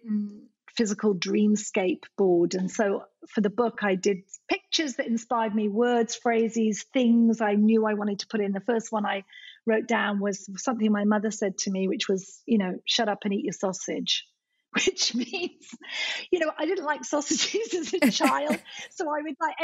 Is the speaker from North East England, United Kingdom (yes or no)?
no; Scotland, United Kingdom; moved away; I'm Scottish by birth